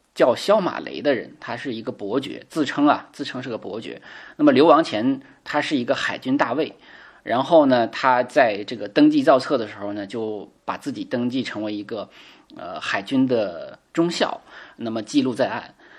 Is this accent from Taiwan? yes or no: no; China; 我们中国人